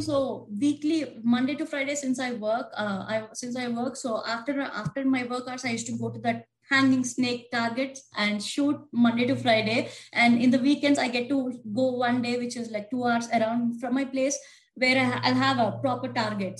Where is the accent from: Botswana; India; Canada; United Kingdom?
India; also born or lived in Washington State; now in United States; I'm from originally from India